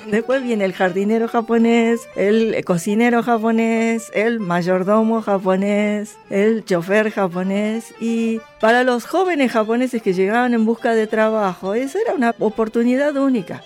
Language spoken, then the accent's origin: Spanish; Argentina; also born or lived in Japan; Yo soy nieta de japoneses, pero tengo que avisarle a mis alumnos que yo soy argentina, que yo me eduqué aquí